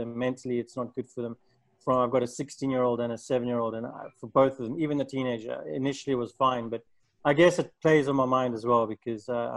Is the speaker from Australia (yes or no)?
no; South Africa; now in Portugal; I'm from South Africa, moved to Europe, traveled to quite a few places, lived in a few places. And yeah, Portugal's home for now.